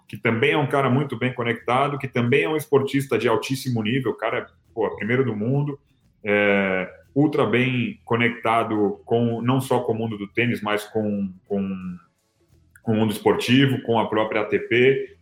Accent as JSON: {"language": "Portuguese", "region": "São Paulo", "country": "Brazil", "tie": "born or raised there", "moved": "as an adult", "lives_now": "United States", "said": "sou nascido e criado em São Paulo"}